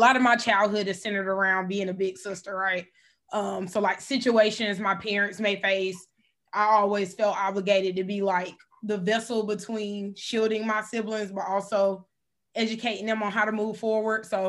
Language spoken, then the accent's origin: English; Columbia, South Carolina, United States; I was born in Columbia, South Carolina, 803